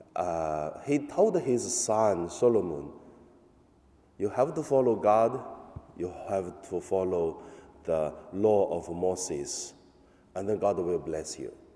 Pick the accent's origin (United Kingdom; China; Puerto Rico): China; English is a second language; now in Hong Kong; In my hometown, the police come to our church in mainland